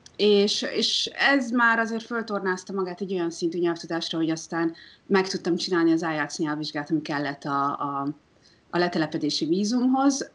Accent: Hungary; now in New Zealand; magyarként Magyarországon aklimatizálódva

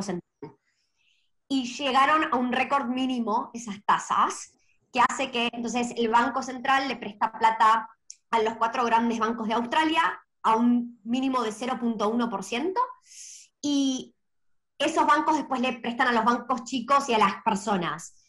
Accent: Argentina; moved away; Yo me crecí en Argentina

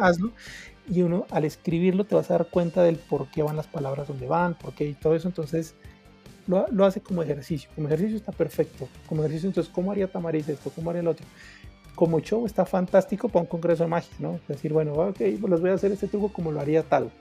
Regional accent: Pasto, Nariño, Colombia; soy de Pasto

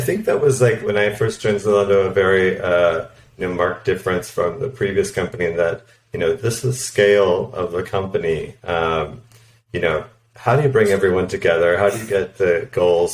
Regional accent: Canada; moved away as an adult; also born or lived in United States / Poland; now in Berlin, Germany; I'm originally from Canada, but I've also lived and worked in the U.S., Poland, and now Berlin

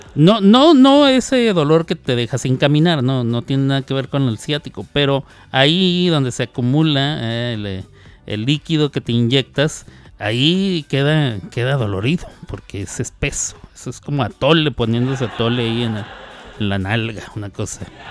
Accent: Mexico; yo soy mexicano

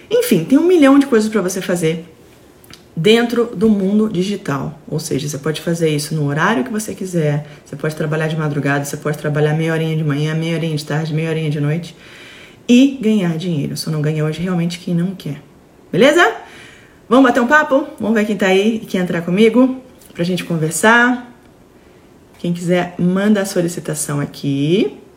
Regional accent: Fortaleza, Ceará, Brazil; Eu sou do Ceará, Fortaleza.

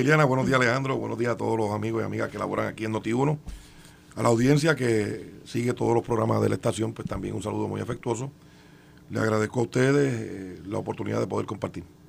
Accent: Puerto Rico; Aquí como puertorriqueños que residimos en esta isla

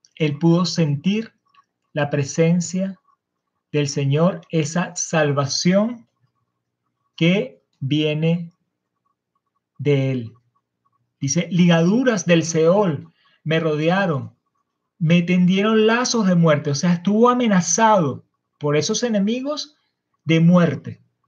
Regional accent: Venezuela; Estamos como nación venezolana

